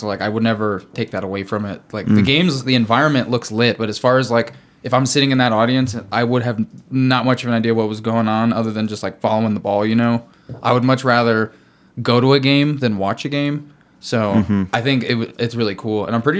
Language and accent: English; Missouri, United States; now in Colorado, United States; I am from Missouri originally, moved to Colorado 10 years ago